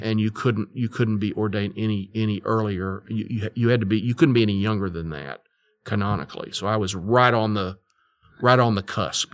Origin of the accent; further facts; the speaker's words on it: Fort Worth, Texas, United States; I grew up in Fort Worth, Texas